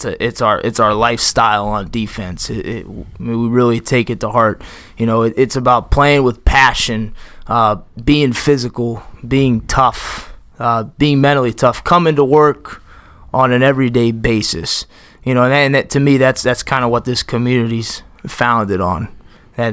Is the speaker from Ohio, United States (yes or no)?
yes; Massillon, Ohio, United States; also born or lived in Springfield, Ohio / Urbana, Ohio; I'm a Maslin guy. I was born and raised in Maslin. Played football here, obviously, from youth all the way up.